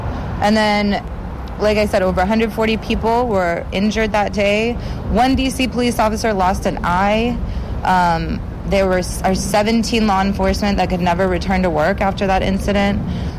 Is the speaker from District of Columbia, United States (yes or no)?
yes; Washington, District of Columbia, United States; someone who lives here in this community, someone who grew up here, who loves my hometown